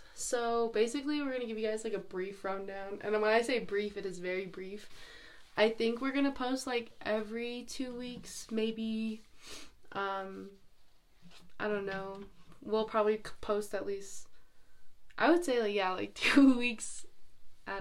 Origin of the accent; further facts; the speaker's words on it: Pinon, Arizona, United States; I'm 21 years old and I'm from Pinon, Arizona